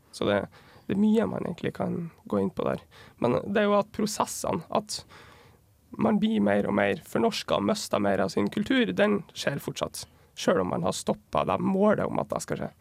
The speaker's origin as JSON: {"language": "Norwegian", "town": "Vefsn", "region": "Nordland", "country": "Norway", "said": "Nå kommer jeg fra Vefsn kommune i Nordland."}